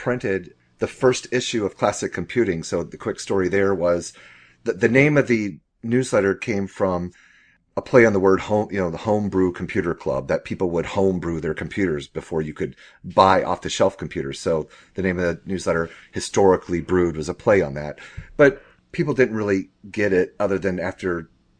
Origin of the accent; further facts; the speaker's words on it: Jacksonville, Florida, United States; moved away as an adult; also born or lived in El Paso, Texas / Germany; now in Atlanta, United States; my hometown, Jacksonville, Florida